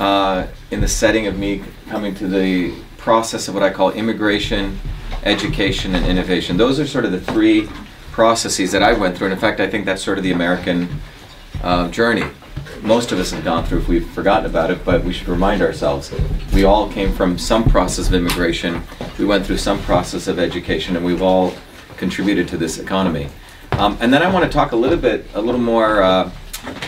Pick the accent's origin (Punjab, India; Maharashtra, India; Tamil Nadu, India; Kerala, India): Maharashtra, India; Mumbai; also born or lived in South India; now in United States; I grew up in Bombay. Bombay's like New York on steroids. And I grew up there until I was a young kid.